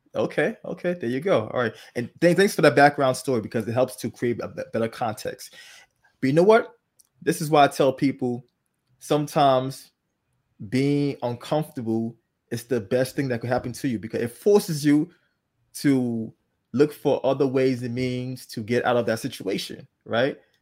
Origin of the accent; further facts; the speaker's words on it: Liberia; moved away; I was not born here. I was born in Liberia, um, a country in West Africa